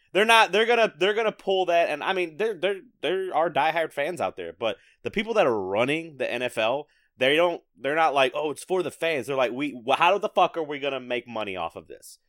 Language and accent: English; the South, United States; growing up in the South